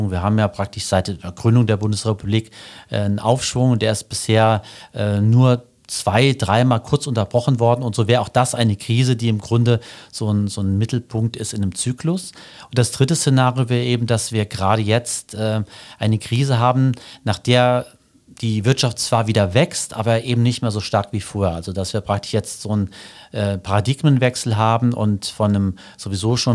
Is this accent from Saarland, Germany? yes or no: yes; Sotzweiler, Saarland, Germany; Genau, ich bin geboren in äh, Sotzweiler und aufgewachsen hier im Saarland, war hier auf der Schule und habe auch angefangen zu studieren im Saarland.